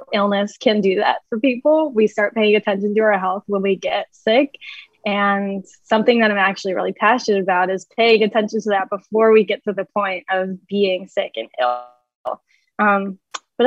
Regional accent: Michigan, United States; ended up going to the University of Michigan, which is about 45 minutes from my hometown

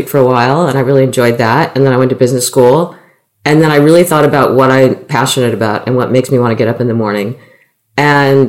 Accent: Silicon Valley, California, United States; moved away as an adult; I grew up in Silicon Valley

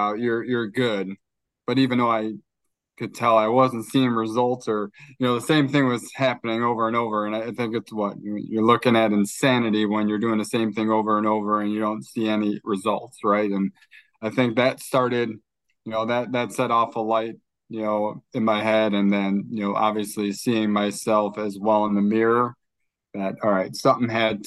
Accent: Chicago, Illinois, United States; also born or lived in New Jersey; I was born in New Jersey. I've spent most of my life in Chicago

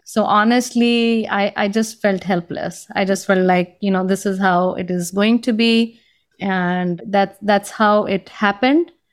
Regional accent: India; English is a second language; moved away as an adult; also born or lived in Boston; now in United States; growing up in India, you know, I experienced a lot of discrimination

